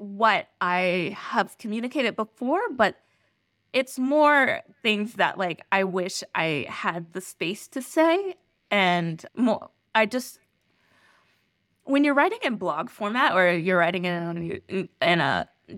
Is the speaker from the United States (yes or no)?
yes; West Virginia, United States; I grew up in Western Virginia